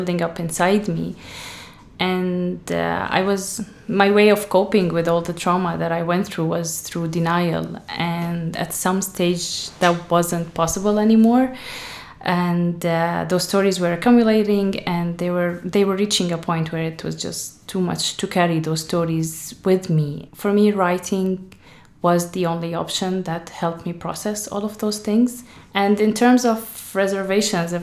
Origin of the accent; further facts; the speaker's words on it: Syria; now in Ireland; I'm from Syria